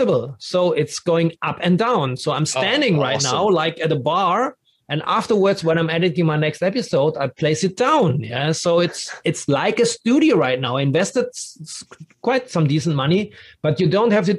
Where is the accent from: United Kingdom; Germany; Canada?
Germany; Dortmund, North Rhine-Westphalia; English is a second language; moved away as an adult; also born or lived in Berlin; now in Frankfurt, Germany; I grew up in Dortmund